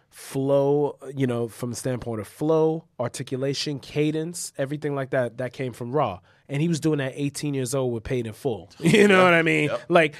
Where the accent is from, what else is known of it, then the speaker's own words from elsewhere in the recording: New York City, New York, United States; that's me growing up in that time of seeing Harlem dissipate and seeing where I grew up in Left Rock.